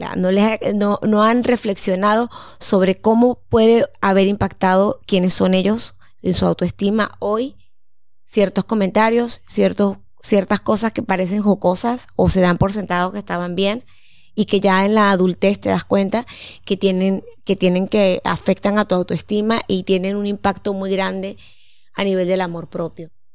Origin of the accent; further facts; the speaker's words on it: Mérida, Venezuela; moved away; cuando yo vivía en Mérida, que yo soy de Mérida